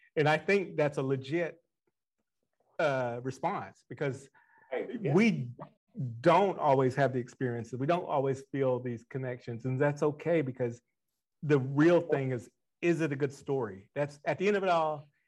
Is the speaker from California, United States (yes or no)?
no; Broken Bow, Oklahoma, United States; I'm from Broken Bow